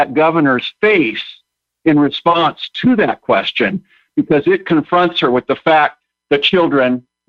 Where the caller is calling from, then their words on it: Eau Claire, Wisconsin, United States; I am calling from Eau Claire, Wisconsin.